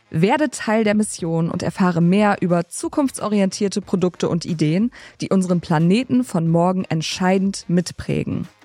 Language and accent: German; Wildeshausen, Lower Saxony, Germany; now in Oldenburg, Germany; Also ich komme aus gebürtig aus Wildeshausen, äh, wohne jetzt in Oldenburg. Ähm, ja, also Norddeutsch, ja, deswegen auch das, das nette Moin am Anfang.